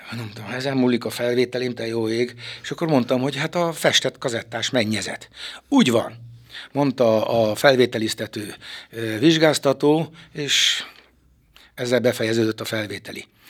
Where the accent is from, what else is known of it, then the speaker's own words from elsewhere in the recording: Szekszárd, Tolna, Hungary; also born or lived in Harkány; Ide helyezték édesapámat a templom tövében, a szexárdi parókián, Kálvin téren volt, nőttem fel, ifjúságomat itt töltöttem